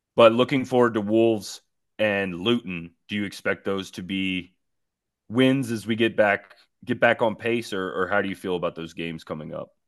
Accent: East Coast, United States; now in El Paso, United States; as a kid growing up on the East Coast

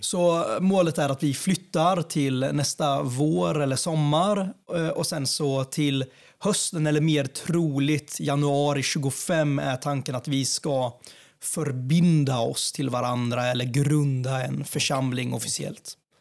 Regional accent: Jönköping, Jönköping County, Sweden; Strömsbergsskogen i Ljungarum där jag växte upp eh, i Jönköping.

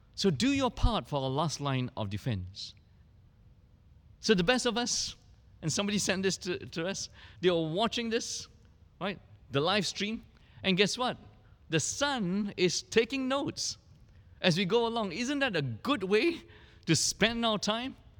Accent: Singapore

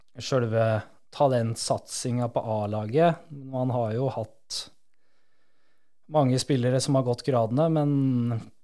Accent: Disen, Innlandet, Norway; moved away; Jeg kommer fra et lite sted som heter Disen

